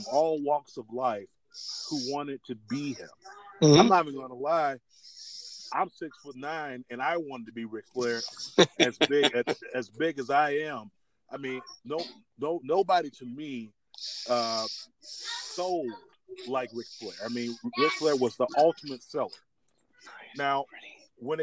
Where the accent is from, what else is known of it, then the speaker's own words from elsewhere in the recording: South Florida, United States; being a big kid growing up in South Florida